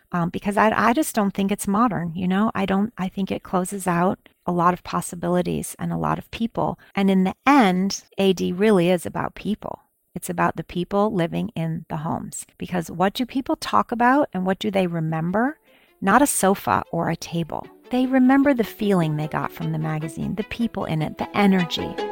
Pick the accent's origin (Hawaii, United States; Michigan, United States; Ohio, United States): Michigan, United States; East Lansing; now in New York, United States; I grew up in East Lansing, Michigan.